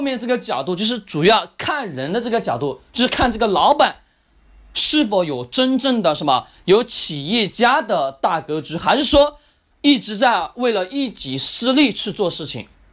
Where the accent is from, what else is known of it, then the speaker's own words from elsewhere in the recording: China; 我们中国人的一个特性